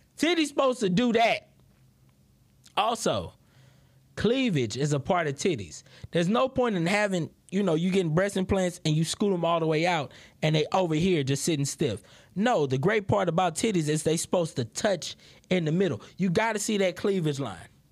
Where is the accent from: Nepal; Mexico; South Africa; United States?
United States; Houston, Texas; I'm from Houston, Texas